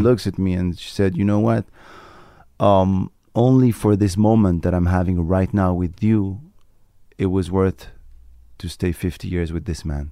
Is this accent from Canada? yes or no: no; Morocco; first language Moroccan Arabic; English is a second language; moved away; also born or lived in France; I was born in Morocco, raised in Morocco